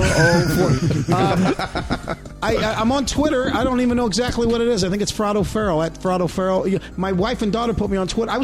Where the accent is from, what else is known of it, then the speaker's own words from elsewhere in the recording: Midwest, United States; is fun for me because, I come from the Midwest, and there's always somebody from the Midwest out here.